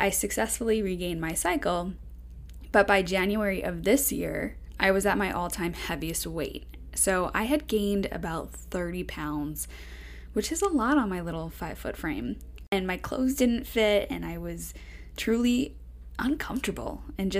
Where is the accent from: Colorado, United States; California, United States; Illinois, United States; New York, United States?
New York, United States; Long Island; also born or lived in Florida; now in Las Vegas, United States; I grew up on Long Island